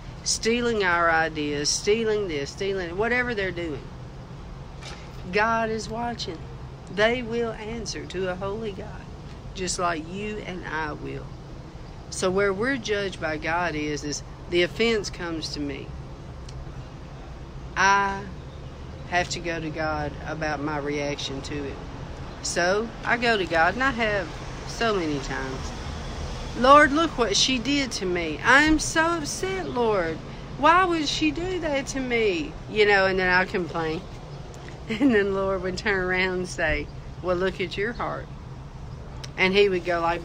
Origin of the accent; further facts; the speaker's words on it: United States; I am still an American citizen.